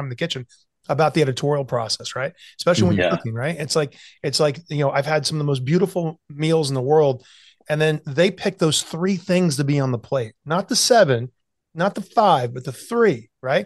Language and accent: English; the South, United States; moved away; also born or lived in New York City; I grew up in the South